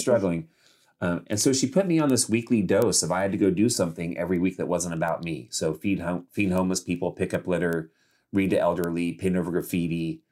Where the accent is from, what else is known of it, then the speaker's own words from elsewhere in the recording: Modesto, California, United States; moved away; also born or lived in Los Angeles, California; I grew up in Modesto, California, which is a pretty small town